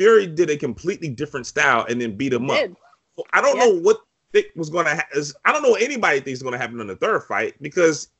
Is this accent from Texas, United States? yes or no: no; Richmond, Virginia, United States; now in Washington, D.C., United States; I'm from Richmond, right? I live in, you know, D.C. outside of D.C.